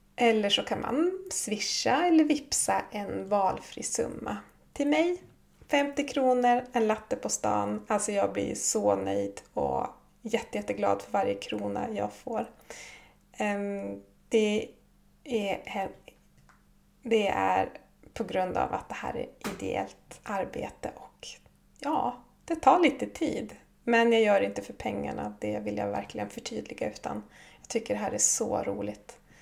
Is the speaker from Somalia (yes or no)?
no; Jämtland, Sweden; moved away as an adult; now in Kautokeino, Norway; uppe i stugan, Orsebotten, där jag kommer ifrån